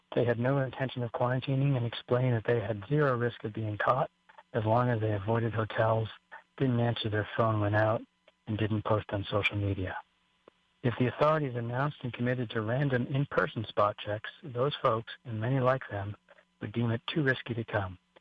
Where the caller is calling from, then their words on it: Oahu, Hawaii, United States; I'm calling from Oahu